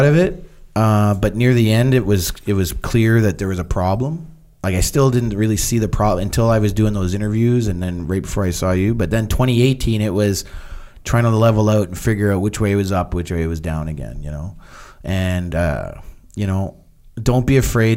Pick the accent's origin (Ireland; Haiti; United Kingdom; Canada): Canada; I'm Canadian